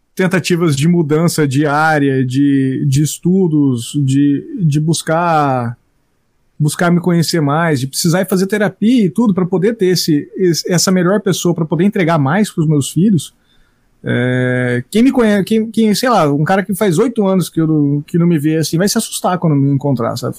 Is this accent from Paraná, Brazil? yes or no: yes; Maringá, Paraná, Brazil; Eu cresci nessa cidade, Maringá, no Paraná